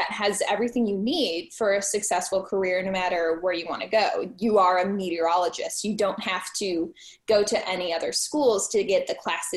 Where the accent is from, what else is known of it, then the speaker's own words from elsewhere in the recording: Midwest, United States; now in Buffalo, United States; I'm from the Midwest